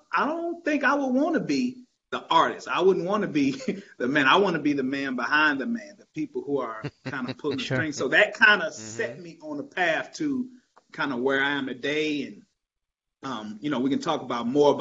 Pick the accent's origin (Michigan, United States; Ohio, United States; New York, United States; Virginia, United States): Michigan, United States; Detroit; I grew up in Detroit, Michigan, and so a big Motown baby